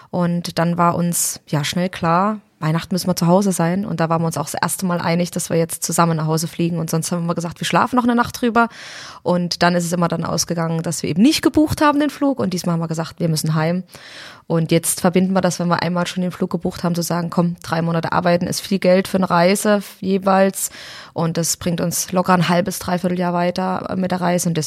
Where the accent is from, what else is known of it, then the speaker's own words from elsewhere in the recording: Suhl, Thuringia, Germany; Ich bin aus Suhl und aus Suhl kommt Simson und mein Papa und meine Mama haben sich bei Simson kennengelernt.